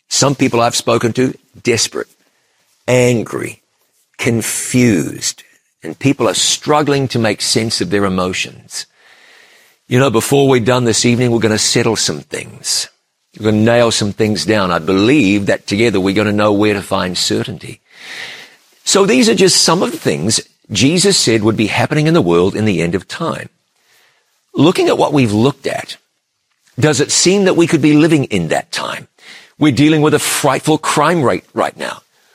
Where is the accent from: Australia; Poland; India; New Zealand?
New Zealand; my home country of New Zealand